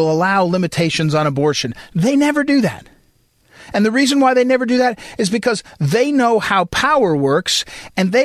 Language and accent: English; Missouri, United States; I'm from Missouri